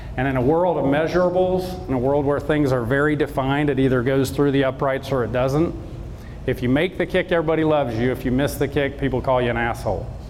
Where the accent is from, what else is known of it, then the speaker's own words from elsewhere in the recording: South Georgia, United States; I grew up in South Georgia.